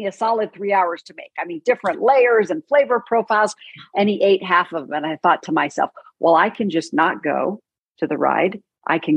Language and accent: English; Northern California, United States; I grew up in Northern California.